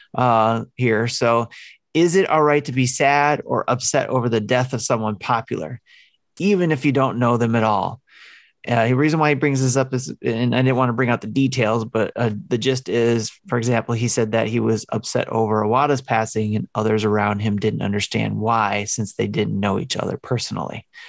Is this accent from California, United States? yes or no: no; Detroit, Michigan, United States; I grew up in Detroit, um, with all kinds of cultures living on the same street